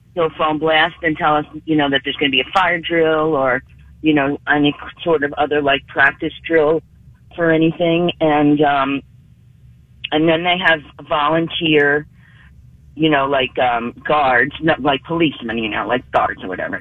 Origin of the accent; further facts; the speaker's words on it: New York City, New York, United States; I grew up in the Bronx.